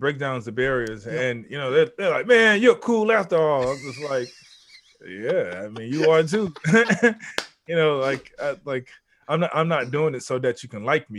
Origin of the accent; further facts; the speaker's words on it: Houston, Texas, United States; born there; also born or lived in Mississippi / Louisiana / Baltimore; No, I'm from, I was born in Houston, Texas.